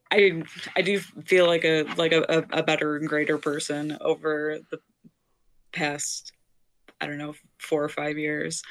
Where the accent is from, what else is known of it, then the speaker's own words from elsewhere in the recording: Detroit, Michigan, United States; moved away as an adult; also born or lived in Chicago / Oregon; I'm from Detroit